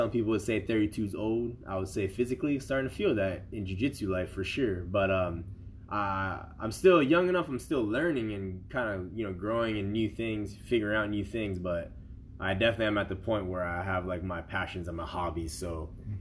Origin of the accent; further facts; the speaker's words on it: Hawaii, United States; I'm from Hawaii